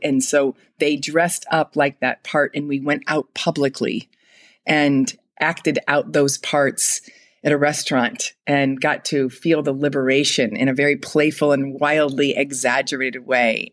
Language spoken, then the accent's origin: English; Fort Wayne, Indiana, United States; I grew up in Fort Wayne, Indiana